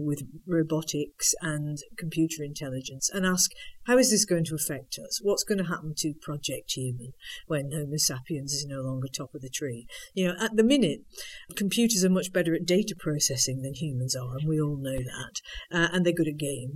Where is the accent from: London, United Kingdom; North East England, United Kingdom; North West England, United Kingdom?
North West England, United Kingdom; Manchester; I was born in Manchester.